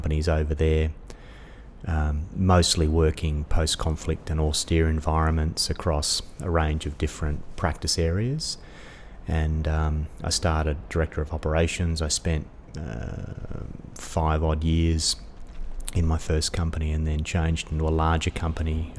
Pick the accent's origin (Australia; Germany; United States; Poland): Australia; also born or lived in Dubai; As an Australian